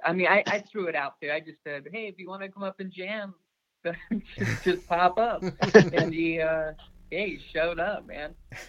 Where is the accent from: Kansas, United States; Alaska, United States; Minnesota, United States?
Alaska, United States; Wasilla; moved away; I grew up in Alaska. My dad was a dog musher. Both my parents were dog mushers.